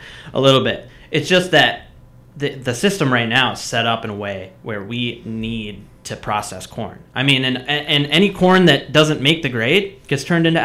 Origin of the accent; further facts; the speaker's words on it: Minnesota, United States; we're from Minnesota